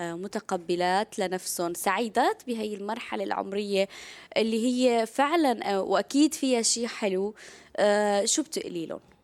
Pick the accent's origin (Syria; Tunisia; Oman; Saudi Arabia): Syria; نحن كسوريين